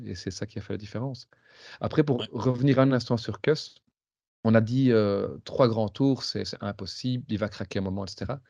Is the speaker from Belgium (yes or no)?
yes; Belgium; je suis belge